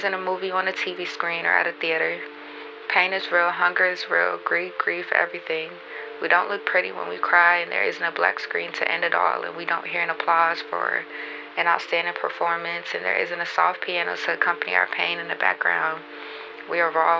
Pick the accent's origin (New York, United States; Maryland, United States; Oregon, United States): Maryland, United States; Baltimore; now in Atlanta, United States; I'm from Baltimore, Maryland, but I stay in Atlanta